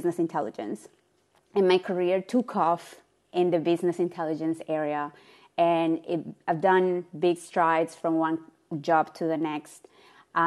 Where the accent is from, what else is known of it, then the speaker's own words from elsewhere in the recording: Colombia; moved away as an adult; now in Australia; I am from Colombia.